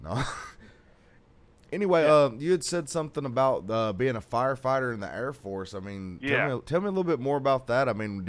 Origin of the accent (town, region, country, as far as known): the South, United States; now in California, United States